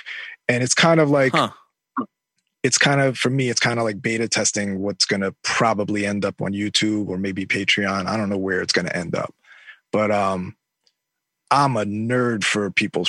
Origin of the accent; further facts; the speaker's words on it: Long Island, New York, United States; also born or lived in Queens, New York; now in Brooklyn, United States; I was born in Queens, mostly raised in Long Island.